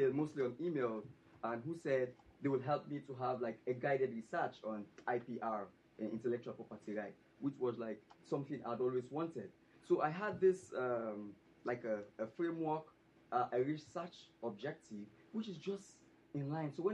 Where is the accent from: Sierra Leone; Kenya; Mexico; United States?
Sierra Leone; I'm really from Sierra Leone, West Africa